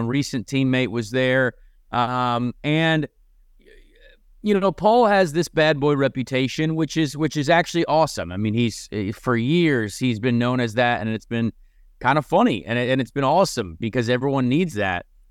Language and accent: English; Indianapolis area, United States; my hometown